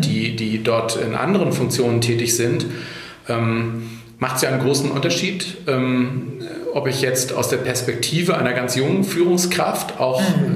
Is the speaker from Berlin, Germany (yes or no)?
no; Hamburg, Germany; now in Ahrensburg, Germany; ich bin in Hamburg geboren, äh, bin kein waschechter Hamburger, weil meine Eltern nicht aus Hamburg sind, aber mhm. ich habe äh, die meisten Jahre meines Lebens ähm, in Hamburg verbracht